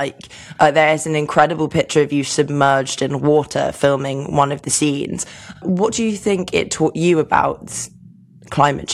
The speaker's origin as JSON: {"language": "English", "country": "United Kingdom", "said": "as British people"}